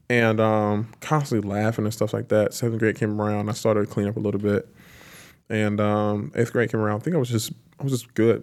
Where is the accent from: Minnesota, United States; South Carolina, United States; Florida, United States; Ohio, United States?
South Carolina, United States; Lancaster; moved away as an adult; now in Tampa, United States; I was born and raised in Lancaster